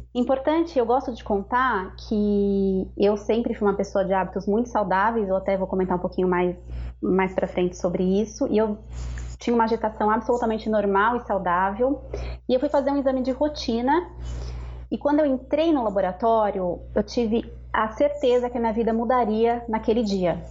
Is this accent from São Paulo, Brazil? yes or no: yes; São Paulo, Brazil; moved away as an adult; eu sou natural de São Paulo, morava lá com as crianças